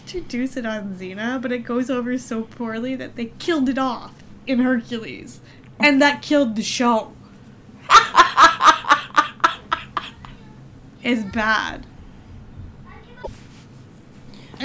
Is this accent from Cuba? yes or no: no; Canada; We are Canadian